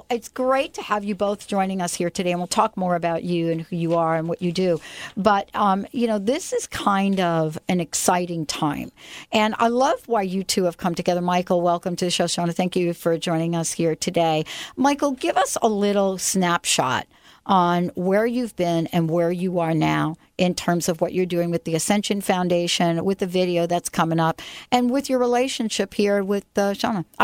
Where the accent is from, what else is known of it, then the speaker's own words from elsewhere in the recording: Oahu, Hawaii, United States; now in Seattle, United States; I'm from Oahu.